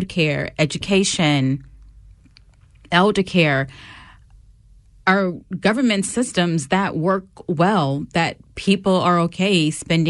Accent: United States; center myself as an American

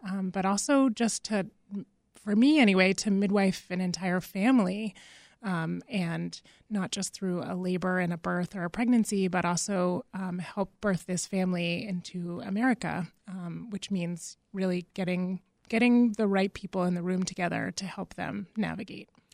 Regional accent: Massachusetts, United States; moved away; I'm originally from Massachusetts

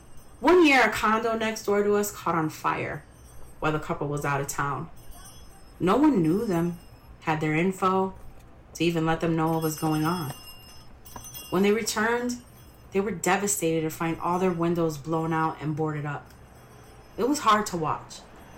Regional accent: Chicago, Illinois, United States; As a native Chicagoan growing up in Wicker Park in the 80s and 90s

